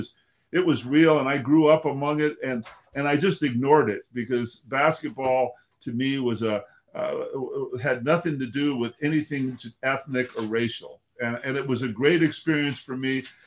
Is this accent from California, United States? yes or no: yes; Inglewood, California, United States; I grew up in Inglewood, California